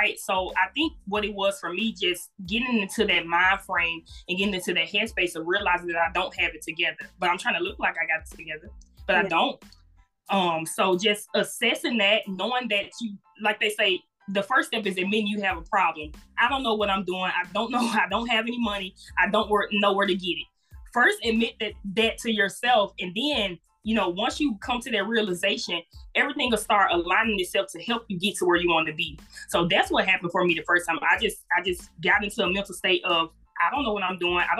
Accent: Jackson, Mississippi, United States; moved away as an adult; now in Memphis, United States; I'm originally from Jackson, Mississippi. I'm a current resident of Memphis, Tennessee. I did attend Jackson State University. Murrah High School is the high school I came from.

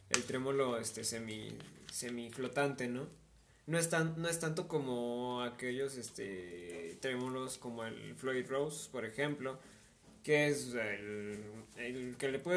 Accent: Argentina; Pero che, que soy, que soy argentino, no importa.

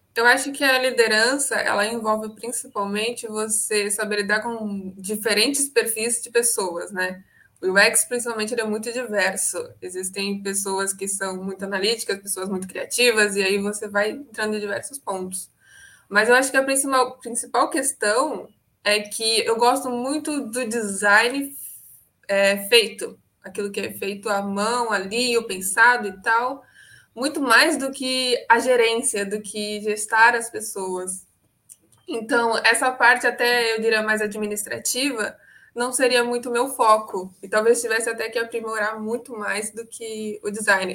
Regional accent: Santos, São Paulo, Brazil; eu sou de Santos, São Paulo

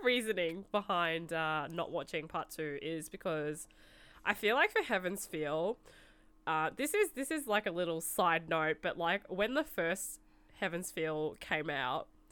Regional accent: Melbourne, Victoria, Australia; I'm actually from Melbourne

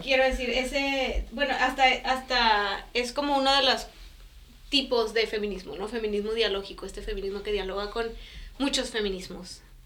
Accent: Mexico; moved away as an adult; also born or lived in Europe; toda mi, experiencia en la escuela había sido como mexicana en México

